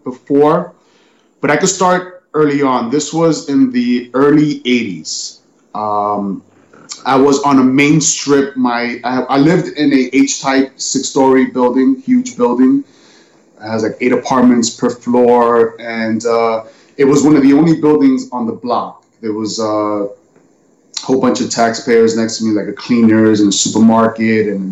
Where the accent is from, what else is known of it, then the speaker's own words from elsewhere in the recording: New York City, New York, United States; also born or lived in Bronx; in my neighborhood, I grew up on in Manhattan. It was a cross between Spanish Harlem and Washington Heights.